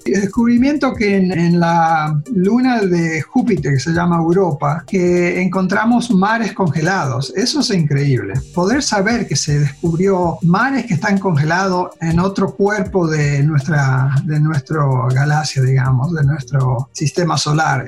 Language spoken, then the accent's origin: Spanish; Rosario, Santa Fe, Argentina; also born or lived in United States; now in Pasadena, United States; nací en Rosario, a Santa Fe, Argentina, y ahora estoy trabajando para NASA